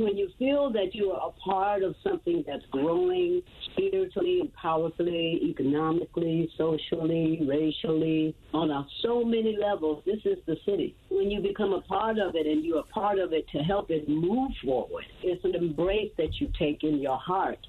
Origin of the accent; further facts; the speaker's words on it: the South, United States; now in Atlanta, United States; As a Southerner, I cook vegetarian Southern style.